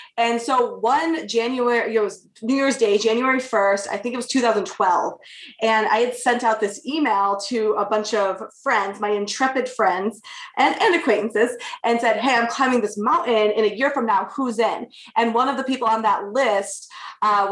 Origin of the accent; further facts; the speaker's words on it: Michigan, United States; moved away; also born or lived in New York; I grew up in Michigan in the great outdoors